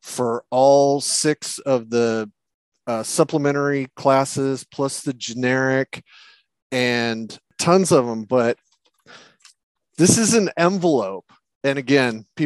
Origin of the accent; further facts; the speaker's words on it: United States; I'm an American